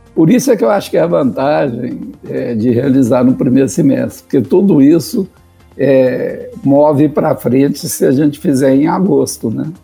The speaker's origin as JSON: {"language": "Portuguese", "region": "Minas Gerais", "country": "Brazil", "said": "como mineiro"}